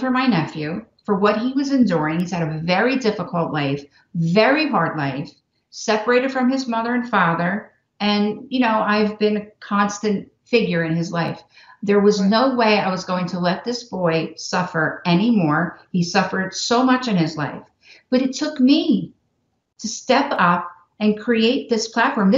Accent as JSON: {"language": "English", "region": "New Jersey", "country": "United States", "moved": "yes", "said": "I'm from New Jersey"}